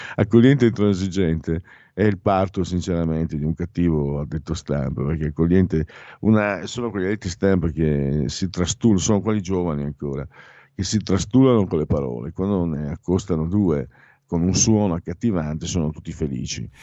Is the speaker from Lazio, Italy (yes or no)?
no; Friuli-Venezia Giulia, Italy; also born or lived in Veneto; noi friulani nasciamo con la data di scadenza